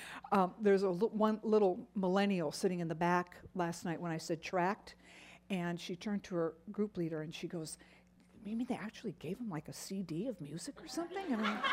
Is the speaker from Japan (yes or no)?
yes; Japan; As a little girl, you all know that I grew up in Japan